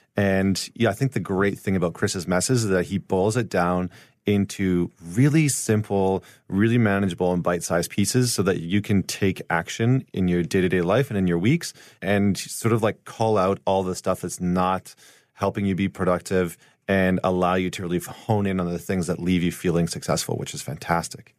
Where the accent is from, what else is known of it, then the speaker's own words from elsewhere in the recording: St. Albert, Alberta, Canada; I'm from Saint Albert, which is right outside of Edmonton